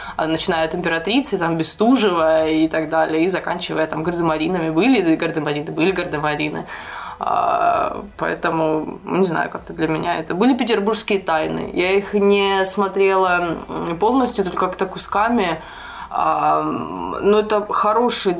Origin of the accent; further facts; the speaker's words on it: Ukraine; я училась и росла на Украине, а мы там не проходили историю России